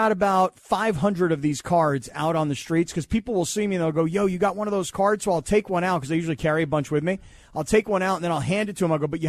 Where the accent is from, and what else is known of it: San Diego, California, United States